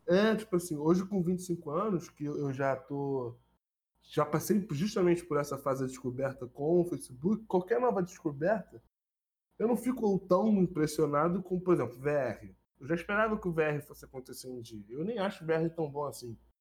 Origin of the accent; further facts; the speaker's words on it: Rio de Janeiro, Brazil; eu era de Bangu